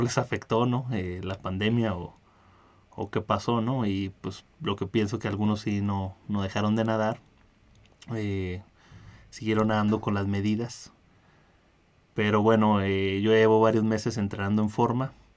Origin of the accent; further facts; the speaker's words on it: Ensenada, Baja California, Mexico; yo soy de, de Ensenada de Baja California